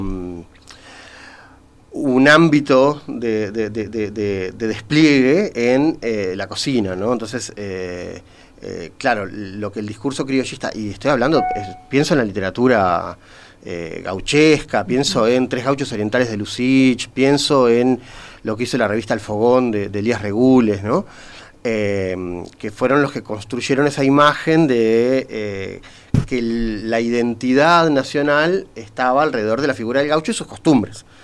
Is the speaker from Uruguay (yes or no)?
yes; Uruguay